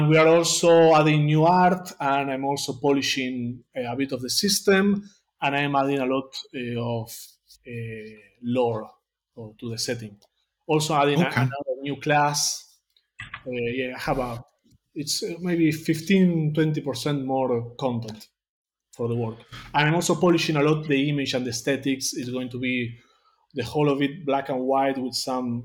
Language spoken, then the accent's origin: English; Temperley, Buenos Aires Province, Argentina; first language Spanish; English is a second language; I live in a... Here in Buenos Aires, it's called Temperley.